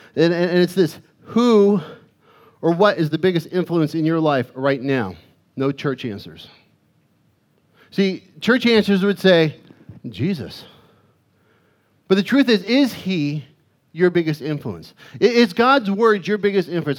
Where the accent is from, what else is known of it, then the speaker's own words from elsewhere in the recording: Arizona, United States; growing up in Arizona, we, we would get these dust storms